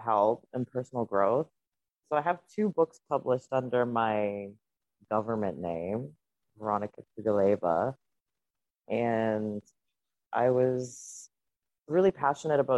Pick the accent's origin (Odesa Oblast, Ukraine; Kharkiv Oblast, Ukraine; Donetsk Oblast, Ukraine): Donetsk Oblast, Ukraine; Donetsk; first language Russian; English is a second language; now in Canada; Donetsk is where I'm from